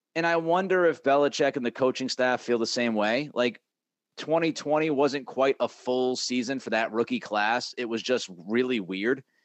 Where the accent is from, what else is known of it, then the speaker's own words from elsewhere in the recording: New England, United States; I grew up in New England. I, I spent you know, the vast majority of my life, thirty-plus years in New England